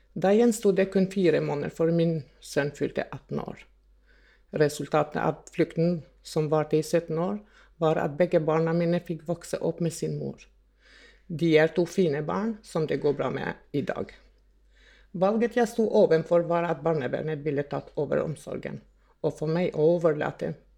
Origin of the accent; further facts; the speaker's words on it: Kosovo; now in Norway; Jeg er opprinnelig fra Kosovo